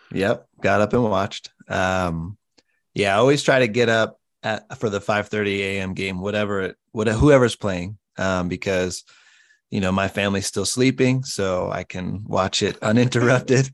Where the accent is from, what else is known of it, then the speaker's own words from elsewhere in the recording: Colorado, United States; moved away as an adult; also born or lived in Southern California; I grew up in Colorado